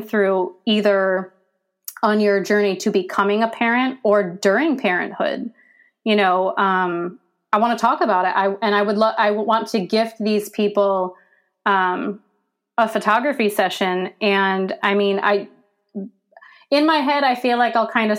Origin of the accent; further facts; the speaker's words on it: Pennsylvania, United States; moved away as an adult; now in Virginia, United States; I'm from Pennsylvania, and I only moved to Virginia because if I hadn't, I'm pretty sure I wouldn't be alive right now. And, you know, having to leave my home that I've been at my whole life